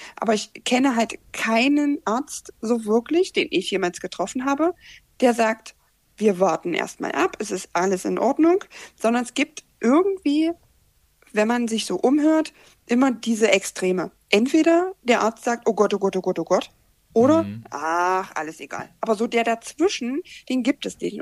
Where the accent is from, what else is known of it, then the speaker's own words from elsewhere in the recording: Magdeburg, Saxony-Anhalt, Germany; ich bin aus Magdeburg